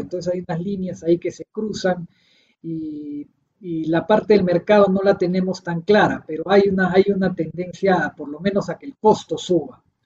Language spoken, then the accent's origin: Spanish; Peru; Yo soy peruano